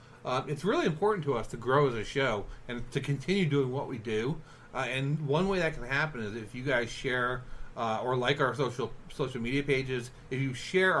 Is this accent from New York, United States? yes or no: yes; New York, United States; moved away; I am from New York.